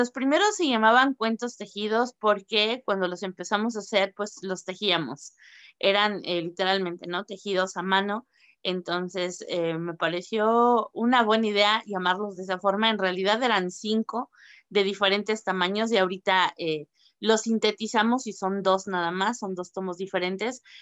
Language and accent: Spanish; Mexico